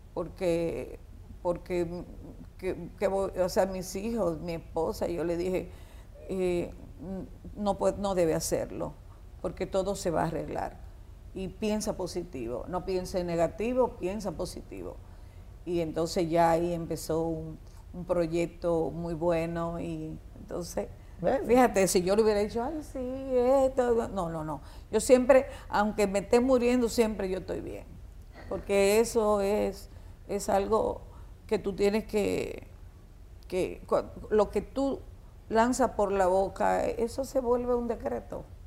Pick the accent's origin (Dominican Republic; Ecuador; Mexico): Dominican Republic; also born or lived in Puerto Rico; Todos somos dominicanos.